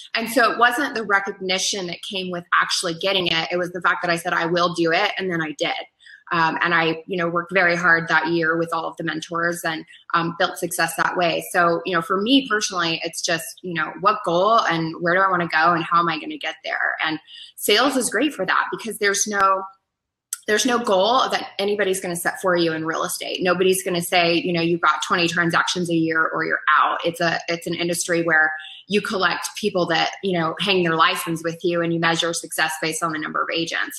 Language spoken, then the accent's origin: English; Colorado, United States; moved away; I'm originally from Colorado, so it's a little bit of a homecoming